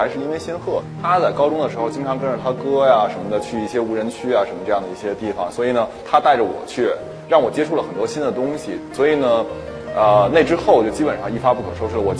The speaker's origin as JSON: {"language": "Chinese", "country": "China", "said": "我给他拿护照看，我我中国人，然后我是个学生"}